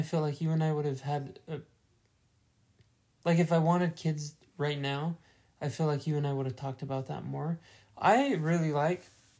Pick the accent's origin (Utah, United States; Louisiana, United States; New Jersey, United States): Utah, United States; moved away; we're from Utah, which is like West Coast